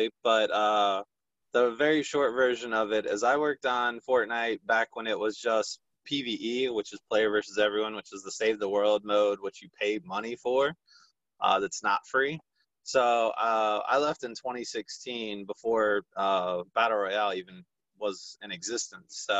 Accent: Fuquay-Varina, North Carolina, United States; I'm born and raised in Fuquay, Varina, North Carolina. I still live at home

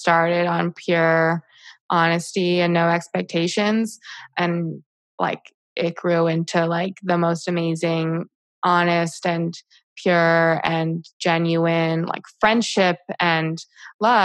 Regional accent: Westfield, New Jersey, United States; also born or lived in Boston; growing up in Westfield

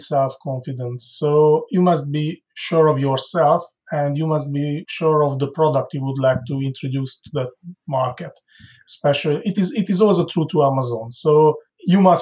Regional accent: Hungary; moved away as an adult; now in United Kingdom; We came originally from Hungary

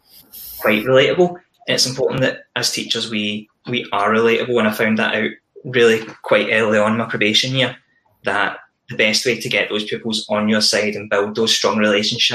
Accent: East Ayrshire, Scotland, United Kingdom; I grew up in East Ayrshire, went to school there

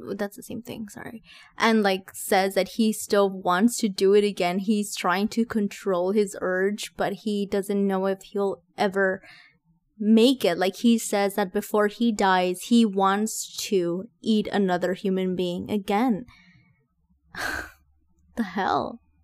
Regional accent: Texas, United States; I'm from Texas

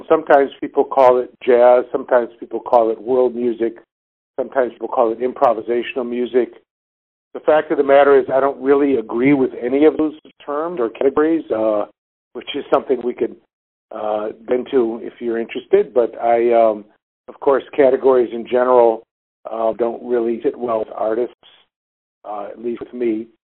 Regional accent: Chicago, Illinois, United States; moved away; also born or lived in Detroit; going back to Chicago, where I grew up on the South Side

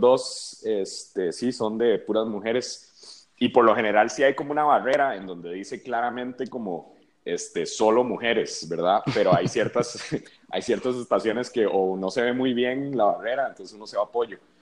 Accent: Costa Rica; moved away as an adult; now in Mexico; yo soy de Costa Rica.

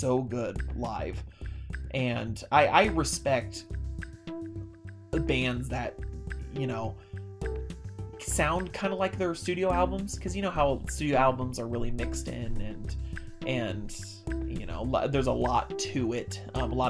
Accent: California, United States; I was born and raised in California

